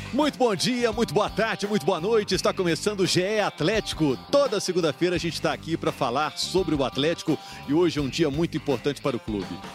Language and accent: Portuguese; Juiz de Fora, Minas Gerais, Brazil; now in Belo Horizonte, Brazil; eu sou de Juiz de Fora.